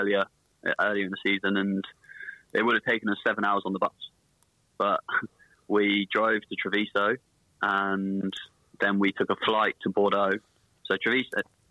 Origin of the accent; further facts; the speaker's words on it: England, United Kingdom; moved away as an adult; now in Italy; an English person who speaks English and very little Italian